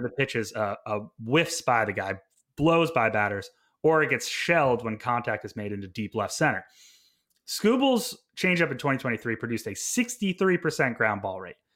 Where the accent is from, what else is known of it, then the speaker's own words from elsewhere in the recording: Vermont, United States; moved away as an adult; also born or lived in Montreal, Canada / British Columbia, Canada; I went to McGill University in Montreal, Quebec after growing up in Vermont